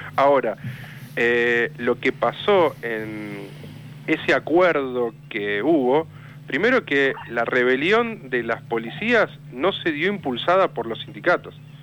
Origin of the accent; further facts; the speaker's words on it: Villa Insuperable, Buenos Aires Province, Argentina; yo soy de Villa Insuperable, la, matanza pegado a Lomas, Loma del Mirador